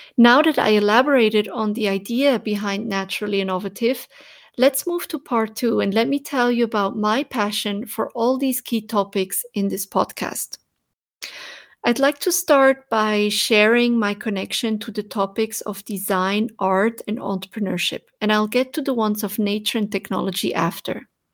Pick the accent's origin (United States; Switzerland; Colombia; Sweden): Switzerland; as a child when Growing up in Switzerland